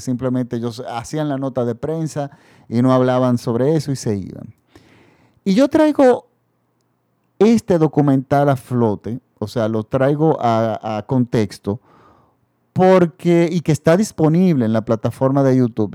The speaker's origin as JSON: {"language": "Spanish", "country": "Dominican Republic", "said": "en mi país el dictador Balaguer se había perpetuado"}